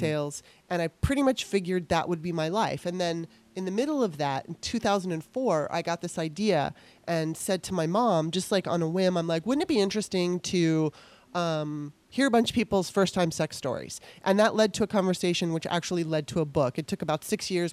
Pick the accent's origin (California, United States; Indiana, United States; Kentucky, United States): California, United States; Los Angeles; moved away as an adult; now in Maryland, United States; decided she wanted to move to Los Angeles, so we moved there. And I lived there all the way up until 2009